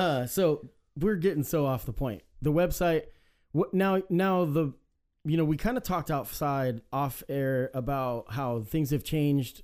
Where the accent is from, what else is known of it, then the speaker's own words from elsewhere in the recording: Salem, Oregon, United States; I was raised in Salem too